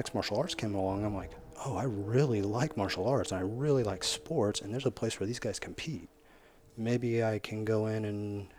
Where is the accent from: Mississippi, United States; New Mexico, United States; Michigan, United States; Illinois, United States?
Illinois, United States; Hillsboro; I'm from Hillsborough, Illinois.